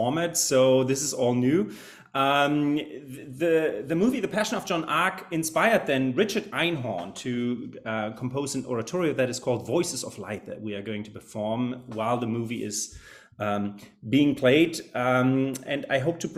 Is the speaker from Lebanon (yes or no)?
no; Germany; English is a second language; moved away as an adult; also born or lived in Salt Lake City, Utah, United States; now in Greencastle, United States; I'm originally from Germany, where you find me right now. I often spent my summers over here in my native country